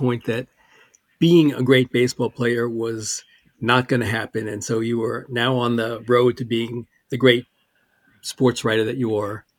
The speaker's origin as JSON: {"language": "English", "region": "New York", "country": "United States", "tie": "born or raised there", "said": "I grew up in New York."}